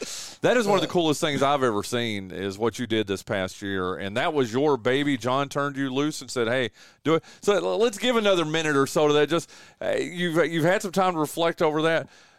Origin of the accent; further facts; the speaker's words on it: Northwest North Carolina, United States; That's my old stomping grounds. I grew up in Northwest.